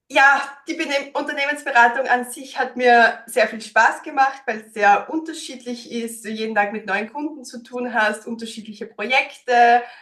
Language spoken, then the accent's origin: German; Styria, Austria; now in Vienna, Austria; Ich bin ursprünglich aus der Steiermark, bin vor zehn Jahren nach Wien gekommen, deswegen auch teilweise so ein bisschen ein Dialektmischmasch